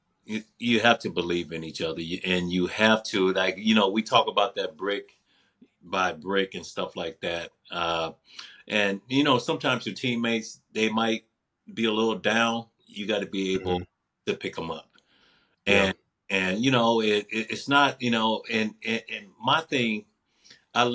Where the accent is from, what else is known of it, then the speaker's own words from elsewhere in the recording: Mississippi, United States; I was brought up that way in Mississippi